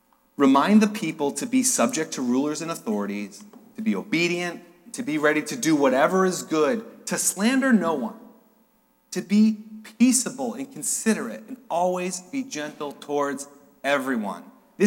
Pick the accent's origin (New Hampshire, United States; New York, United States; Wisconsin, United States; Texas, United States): New Hampshire, United States; I'm from New Hampshire.